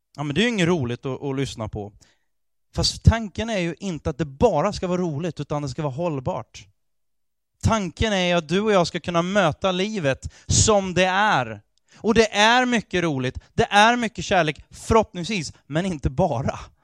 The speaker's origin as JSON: {"language": "Swedish", "country": "Sweden", "tie": "born or raised there", "said": "Jag är fullt ut svensk. För jag är född här, jag har ett svenskt pass"}